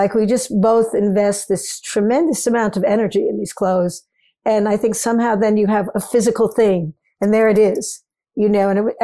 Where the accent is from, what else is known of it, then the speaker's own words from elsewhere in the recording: New York City, New York, United States; I'm a New Yorker